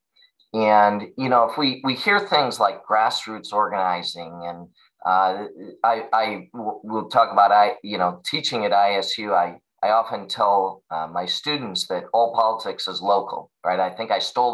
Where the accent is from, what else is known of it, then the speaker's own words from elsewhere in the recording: Streator, Illinois, United States; I'm from Streeter. I grew up on a farm